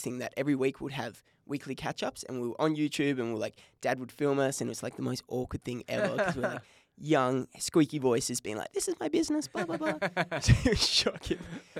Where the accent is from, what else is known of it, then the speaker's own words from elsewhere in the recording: Bunbury, Western Australia, Australia; But I grew up in Bunbury. I was born in Bunbury.